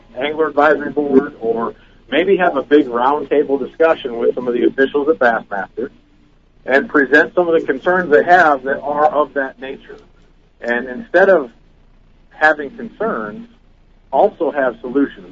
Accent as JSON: {"language": "English", "region": "Minnesota", "country": "United States", "moved": "as an adult", "lives_now": "Birmingham, United States", "said": "I'm from Minnesota, and uh, I moved to Birmingham, Alabama, recently"}